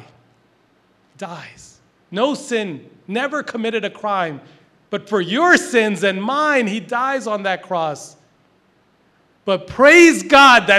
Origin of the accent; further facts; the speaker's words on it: Philadelphia, Pennsylvania, United States; also born or lived in Boston; I'm a Philly guy